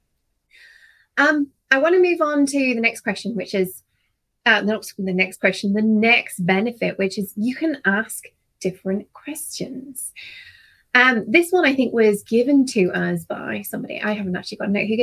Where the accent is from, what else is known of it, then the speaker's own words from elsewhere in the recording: United Kingdom; as a Brit